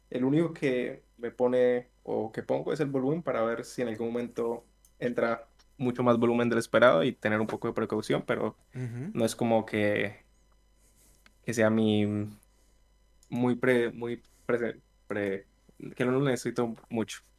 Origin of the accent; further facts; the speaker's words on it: Villavicencio, Meta, Colombia; De Villavicencio.